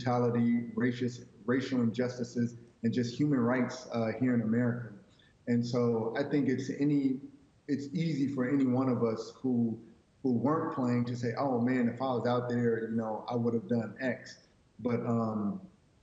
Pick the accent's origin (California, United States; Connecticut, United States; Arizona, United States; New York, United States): California, United States; Southern; now in Dallas, United States; I grew up in Southern California